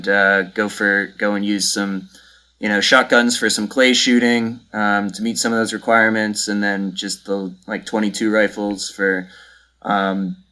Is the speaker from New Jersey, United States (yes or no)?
yes; southern New Jersey, United States; Yeah, so I also grew up in New Jersey, southern New Jersey, kind of right outside Philadelphia here.